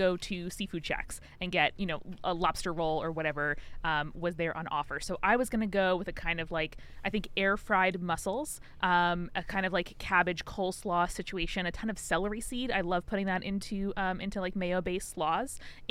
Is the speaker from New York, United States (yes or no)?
yes; Long Island, New York, United States; I'm from Long Island, New York, which is a beachy peninsula extending east of New York City, and progressively as you get further east, trying to distance itself from New York City more and more and more.